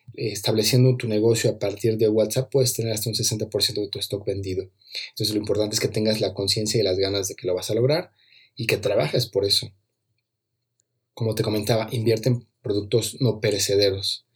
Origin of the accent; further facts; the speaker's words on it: Mexico; en mi país, aquí en México